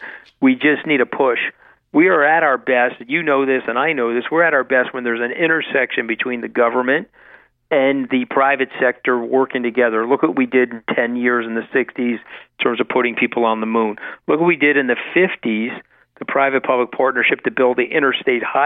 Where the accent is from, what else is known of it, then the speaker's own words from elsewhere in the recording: Long Island, New York, United States; I grew up on Long Island